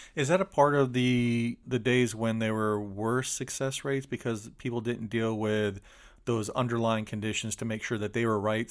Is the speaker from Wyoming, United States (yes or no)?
no; Polk County, Florida, United States; where you and I grew up